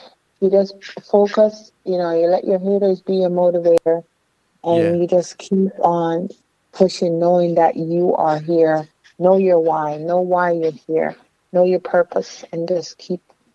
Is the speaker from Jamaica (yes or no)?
yes; Kingston, Jamaica; also born or lived in New York / Miami, Florida; now in Florida, United States; I came here from Kingston, Jamaica